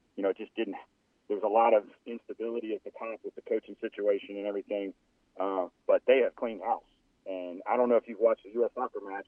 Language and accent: English; New Orleans, Louisiana, United States; I played soccer in high school uh, growing up in New Orleans